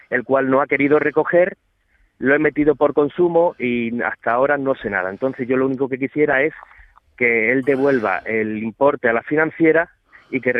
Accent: Ronda, Andalusia, Spain; De Ronda. Yo soy de Ronda

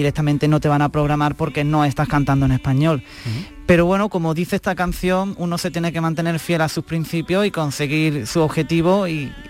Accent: Granada, Andalusia, Spain; now in Seville, Spain; Yo soy de Granada, originalmente soy de Granada

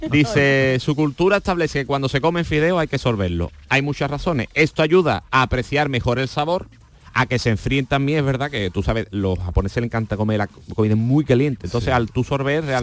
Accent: Spain; yo creo que los que comen gamba con las manos somos los españoles nada

